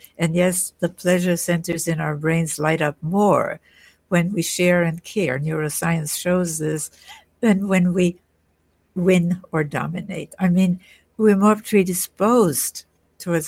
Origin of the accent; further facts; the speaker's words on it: Vienna, Austria; I was born in Vienna, in Austria